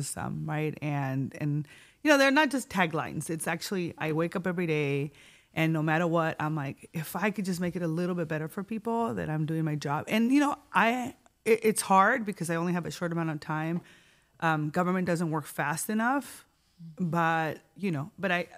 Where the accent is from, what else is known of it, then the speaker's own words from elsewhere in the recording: Tijuana, Baja California, Mexico; also born or lived in San Diego County; now in San Diego, United States; born and raised in Tijuana, immigrant, right? Very proud to be binational, fronteriza